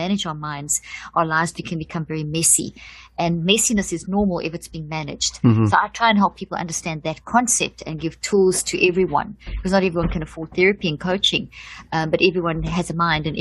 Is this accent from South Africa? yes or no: yes; South Africa; also born or lived in Zimbabwe; I come from South Africa. I was born in Zimbabwe